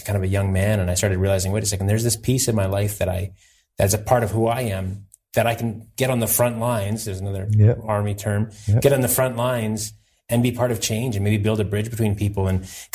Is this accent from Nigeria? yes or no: no; Winnipeg, Manitoba, Canada; I grew up in the North End here in Winnipeg.